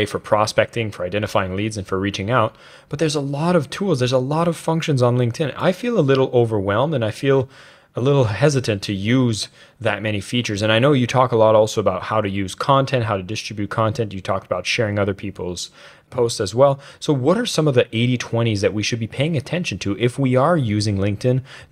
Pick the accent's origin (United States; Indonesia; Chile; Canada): Canada; Being a Canadian